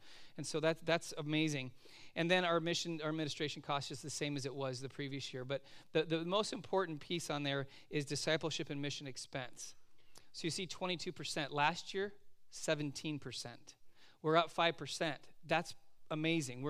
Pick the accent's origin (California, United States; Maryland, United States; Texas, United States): California, United States; moved away as an adult; also born or lived in Oregon; I am a Californian living in Oregon